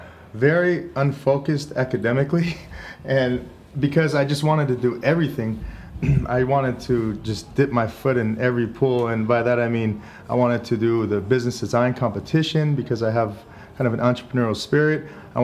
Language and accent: English; Union City, California, United States; moved away as an adult; also born or lived in San Mateo, California; now in Santa Cruz, United States; Born in San Mateo, California. Grew up in the East Bay in Union City, and now I reside in Santa Cruz.